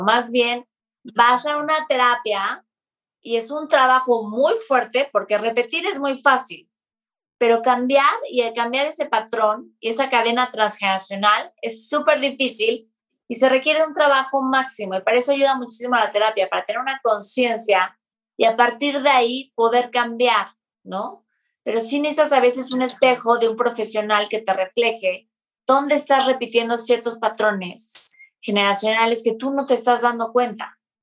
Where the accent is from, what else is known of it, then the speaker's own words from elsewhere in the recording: Mexico City, Mexico; nosotros que somos de la Ciudad de México